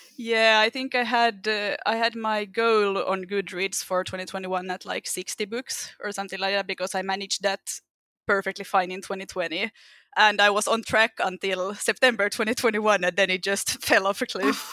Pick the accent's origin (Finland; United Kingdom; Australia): Finland; English is a second language; I'm from Finland, so if I have an obnoxious accent at any time, that's the reason.